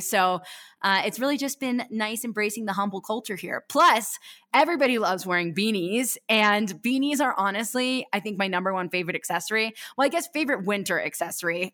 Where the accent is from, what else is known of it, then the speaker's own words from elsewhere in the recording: East Coast, United States; I grew up racing on the East Coast for Stratton Mountain